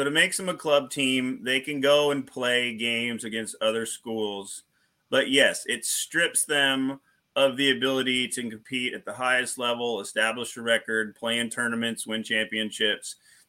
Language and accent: English; Portland, Oregon, United States; now in Hartford, Vermont, United States; I'm from Portland, Oregon. I'm from a city that's almost three times the size of the entire state.